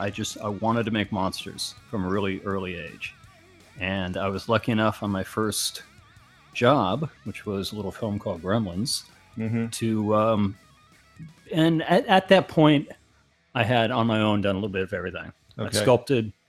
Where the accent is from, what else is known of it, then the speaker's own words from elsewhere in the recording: Garden Grove, California, United States; also born or lived in Big Bear, California / Walnut Creek, California; I'm a native Californian. I grew up in Garden Grove.